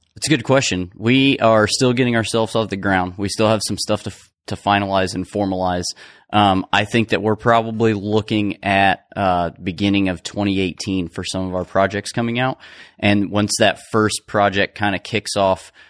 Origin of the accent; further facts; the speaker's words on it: Cicero, Indiana, United States; now in Indianapolis, United States; I'm not from Indianapolis, I'm from Cicero. I mean, it's close